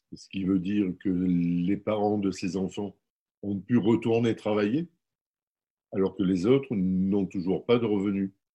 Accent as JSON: {"language": "French", "town": "Marseille", "region": "Provence-Alpes-Côte d'Azur", "country": "France", "tie": "born or raised there", "said": "je, suis né à la Cabucelle."}